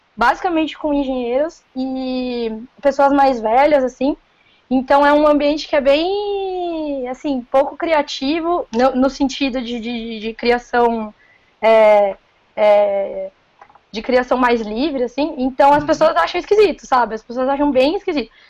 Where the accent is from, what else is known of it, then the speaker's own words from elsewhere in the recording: Paulínia, São Paulo, Brazil; accent: caipira; Sou daqui do interior de São Paulo, sou de Paulínia